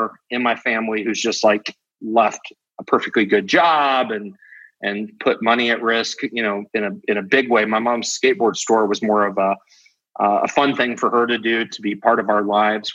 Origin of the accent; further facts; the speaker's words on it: Topeka, Kansas, United States; we grew up in Topeka